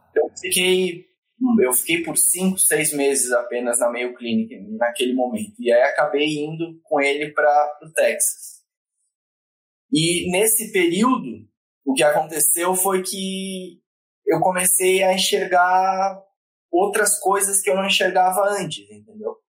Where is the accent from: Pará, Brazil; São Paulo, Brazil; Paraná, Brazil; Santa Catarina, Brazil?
Santa Catarina, Brazil; Florianópolis; moved away; eu sou natural de Florianópolis, né? Uh, minha família está toda lá